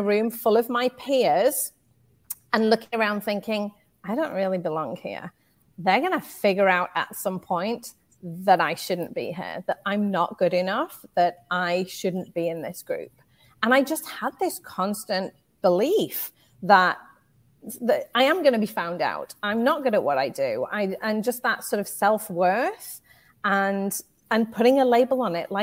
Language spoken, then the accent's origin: English; United Kingdom; moved away as an adult; now in United States; You can probably tell from my accent. I am from the UK